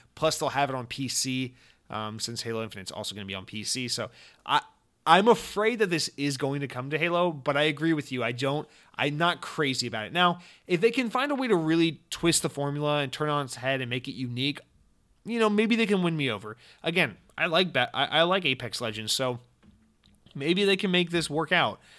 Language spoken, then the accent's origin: English; Atlanta, Georgia, United States; I'm from Atlanta, Georgia